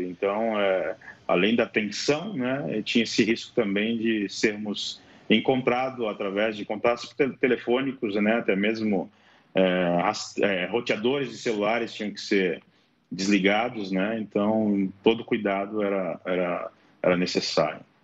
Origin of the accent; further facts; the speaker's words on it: Brazil; now in Pokrovsk, Ukraine; Eu me identifiquei sendo estrangeiro com passaporte brasileiro